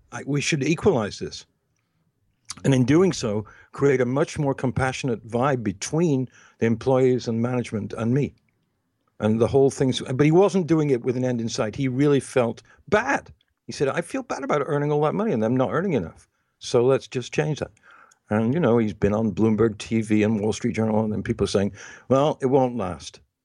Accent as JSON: {"language": "English", "region": "England", "country": "United Kingdom", "tie": "born or raised there", "also_born_or_lived": "United States", "moved": "yes", "said": "when I was growing up in England and then in the United States"}